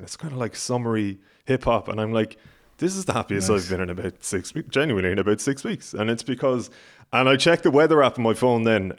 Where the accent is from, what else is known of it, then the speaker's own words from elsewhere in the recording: Ireland; as an Irish person